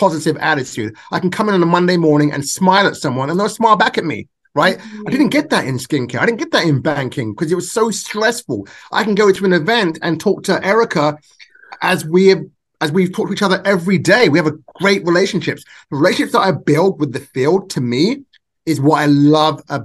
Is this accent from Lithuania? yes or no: no; England, United Kingdom; now in Nevada, United States; I was born and raised in England.